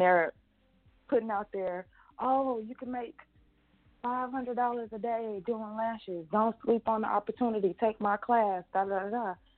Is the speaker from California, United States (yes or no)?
no; Atlanta, Georgia, United States; also born or lived in Houston, Texas; I'm from Atlanta, Georgia